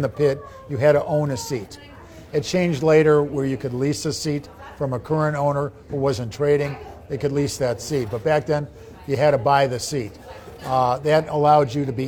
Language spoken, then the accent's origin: English; Chicago, Illinois, United States; I'm a city kid born and raised in Chicago.